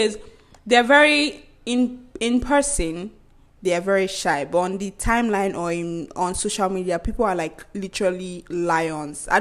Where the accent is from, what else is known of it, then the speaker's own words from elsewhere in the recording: Nigeria; as a Nigerian